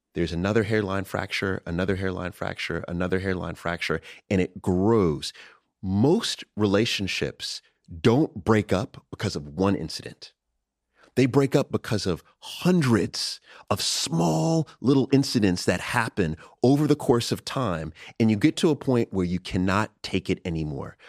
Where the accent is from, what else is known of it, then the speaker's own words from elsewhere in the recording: United States; I'm American